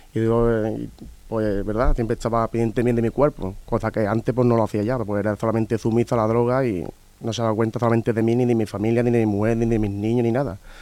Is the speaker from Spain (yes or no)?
yes; Seville, Andalusia, Spain; vengo de Sevilla